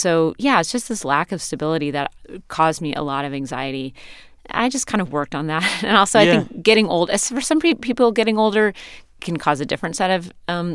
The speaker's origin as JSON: {"language": "English", "region": "Pacific Northwest", "country": "United States", "tie": "born or raised there", "said": "coming of age as an artist growing up in the Pacific Northwest."}